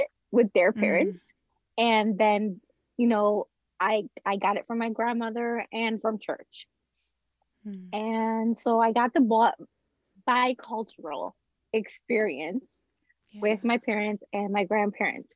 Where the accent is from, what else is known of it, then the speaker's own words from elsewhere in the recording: Chicago, Illinois, United States; I am Puerto Rican and I was born and raised in Chicago